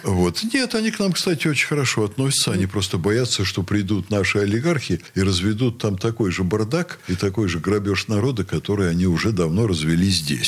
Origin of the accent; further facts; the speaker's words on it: Russia; я русский, что я приехал э, из России